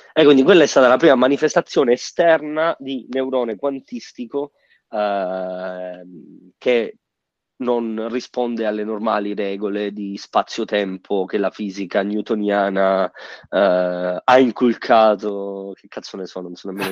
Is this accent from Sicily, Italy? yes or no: yes; Sicily, Italy; moved away; sono siciliano e ogni volta che torno in Sicilia